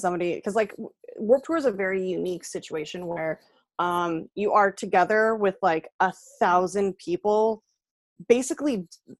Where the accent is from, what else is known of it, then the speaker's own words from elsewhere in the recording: San Jose, California, United States; I grew up in San Jose